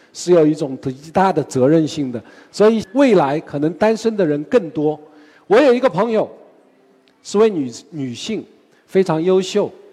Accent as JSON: {"language": "Chinese", "country": "China", "said": "我们中国人"}